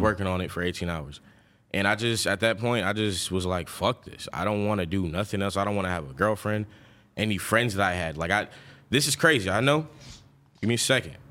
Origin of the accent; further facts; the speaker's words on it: Lawrenceville, Georgia, United States; also born or lived in Flint, Michigan / Atlanta; I'm born in Flint, Michigan. I left Flint, Michigan when I was seven and then went straight to Lawrenceville, Georgia